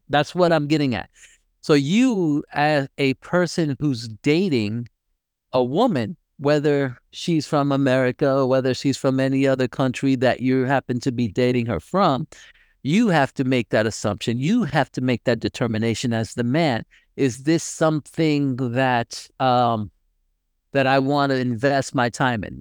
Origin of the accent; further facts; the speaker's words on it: United States; being an American, I mean, and they actually know, although I speak Spanish, they do know that I am not from there because my accent is totally different